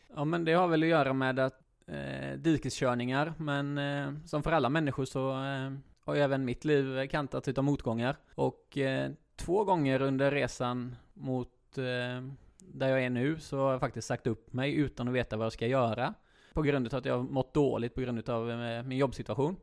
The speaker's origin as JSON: {"language": "Swedish", "town": "Gråbo", "region": "Västra Götaland", "country": "Sweden", "moved": "yes", "lives_now": "Lerum, Sweden", "said": "Jag kommer från Gråbo"}